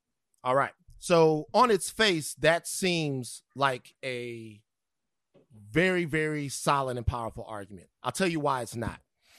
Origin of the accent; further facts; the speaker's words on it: Baton Rouge, Louisiana, United States; I'm from Baton Rouge.